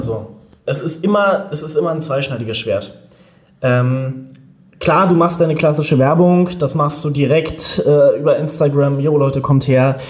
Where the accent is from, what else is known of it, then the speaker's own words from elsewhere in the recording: Berlin, Germany; ich bin in Berlin geboren, lebe auch in Berlin